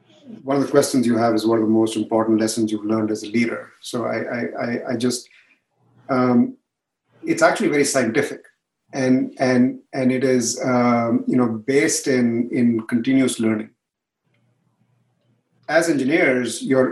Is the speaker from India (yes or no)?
yes; India; now in San Jose, United States; India, even though I'm from there